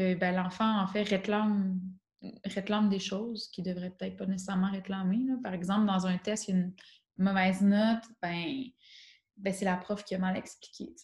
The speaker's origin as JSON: {"language": "French", "region": "Quebec", "country": "Canada", "accent": "Québécois", "moved": "as an adult", "lives_now": "Switzerland", "said": "Je suis arrivée avec mon accent québécois euh, bien prononcé"}